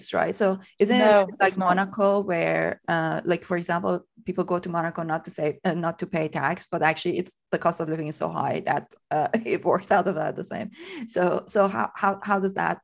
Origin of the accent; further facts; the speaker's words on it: Iran; moved away as an adult; now in United Kingdom; And I grew up in Iran. I was born and brought mm-hmm. up in Iran. And I came to the UK when I was 23.